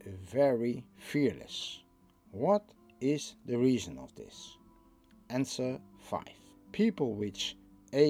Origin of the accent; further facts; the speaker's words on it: Netherlands; I'm from the Netherlands